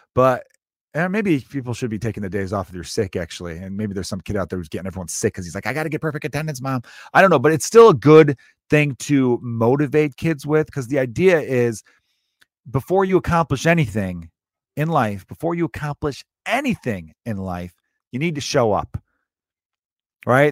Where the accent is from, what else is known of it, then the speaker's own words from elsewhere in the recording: Chicago, Illinois, United States; I was born and raised in the same city, Chicago.